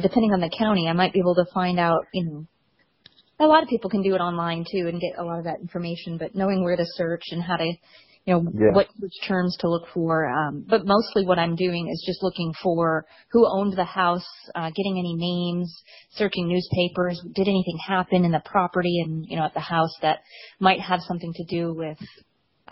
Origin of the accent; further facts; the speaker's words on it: New England, United States; also born or lived in New Hampshire / Massachusetts; now in Oklahoma City, United States; I'm originally from New England, so I grew up in New Hampshire and Massachusetts